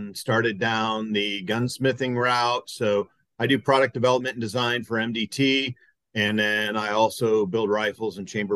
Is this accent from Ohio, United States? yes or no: yes; Akron, Ohio, United States; from Akron, Ohio, pretty much born and raised within 30 miles of the same spot